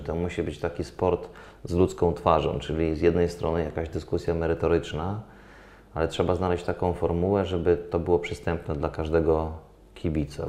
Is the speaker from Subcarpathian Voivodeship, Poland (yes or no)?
yes; Dębica, Subcarpathian Voivodeship, Poland; jestem z Dębicy, miasta, gdzie było Mistrzostwo polskie w zapasach